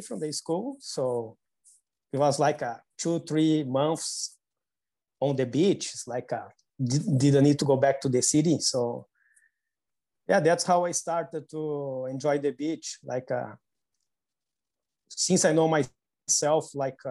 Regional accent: Porto Alegre, Rio Grande do Sul, Brazil; I was born in South Brazil, in a city called Porto Alegre.

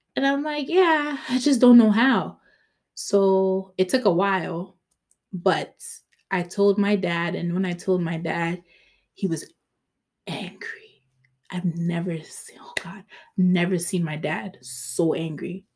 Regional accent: Ghana; I'm Ghanaian

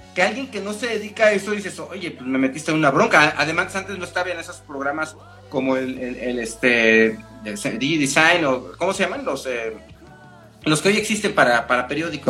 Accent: Mexico; es parte de mi identidad, soy mexicano.

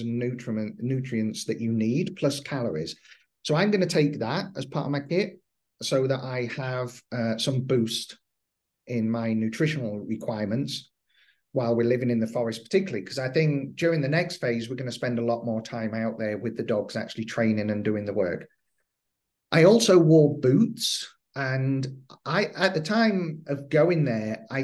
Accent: England, United Kingdom; Being English

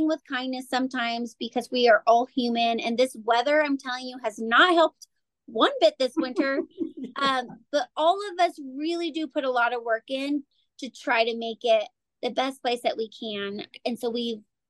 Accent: Casper, Wyoming, United States; were born and raised in Casper, so we have a lot of contacts from here

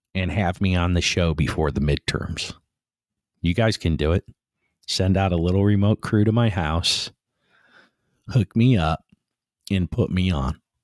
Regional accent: United States; as American people

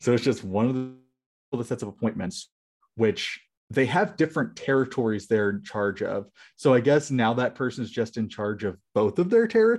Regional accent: United States; Hi, I'm American.

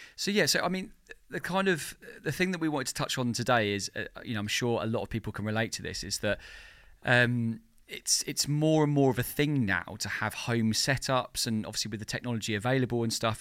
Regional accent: Margate, South East England, United Kingdom; moved away as an adult; also born or lived in London; now in Margate, United Kingdom; I moved out of London and I moved back to, to my hometown, Margate

